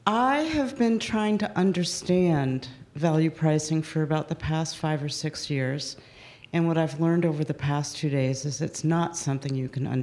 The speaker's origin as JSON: {"language": "English", "town": "Brattleboro", "region": "Vermont", "country": "United States", "said": "I'm from Brattleboro, Vermont, and I'm a consultant"}